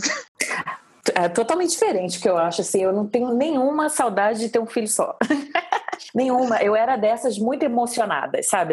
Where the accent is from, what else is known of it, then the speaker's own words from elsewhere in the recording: Rio de Janeiro, Brazil; sou do Rio